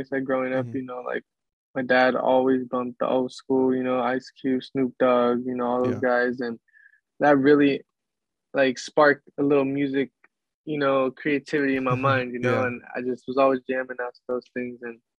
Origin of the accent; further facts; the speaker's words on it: Seattle, Washington, United States; also born or lived in Sunnyside; Well, I was born in Sunnyside, Washington, and like I said, that's where my parents were from, and they moved out of there. So then we moved to Seattle when I was about like six